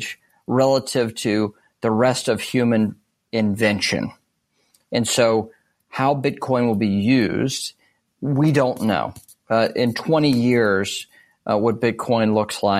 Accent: United States; as an American

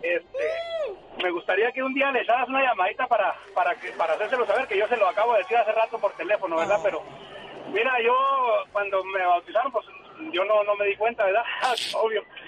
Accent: Santa María del Oro, Durango, Mexico; Yo soy de Santa María, Santa María del Oro, Durango

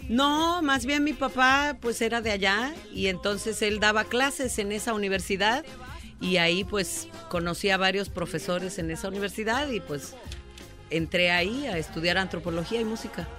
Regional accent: Oaxaca, Mexico; poco oías hablar el mixteco, el zapoteco en mi tierra, no se oía en, la ciudad de Oaxaca mm. tampoco

